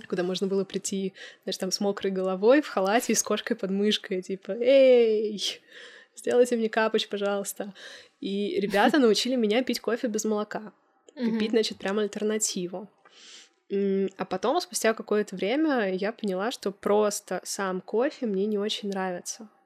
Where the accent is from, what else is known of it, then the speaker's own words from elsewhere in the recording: Moscow, Russia; moved away; мой родной город, я родилась в Москве